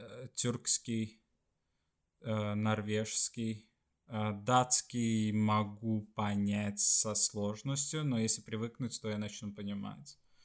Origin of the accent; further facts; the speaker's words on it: Sweden; Russian is a second language; also born or lived in Estonia; по сути я из Швеции